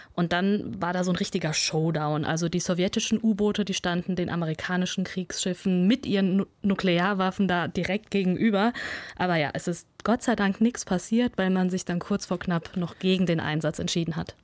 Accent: Kazakhstan; moved away; Ich bin in Kasachstan geboren.

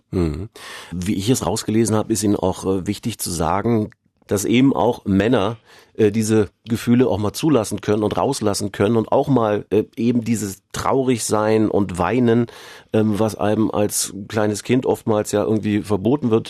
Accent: Bavaria, Germany; nicht nur als Bayer, sondern auch

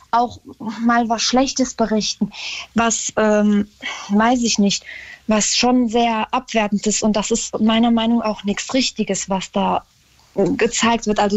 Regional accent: Germany; bin deutsche Staatsbürgerin und da sage ich auch, also ich sehe mich als Deutsche mit ähm, dem Islam als Religion

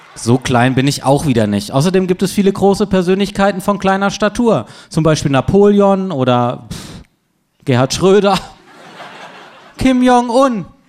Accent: Freiburg, Baden-Württemberg, Germany; moved away; aus meiner Heimatstadt Freiburg

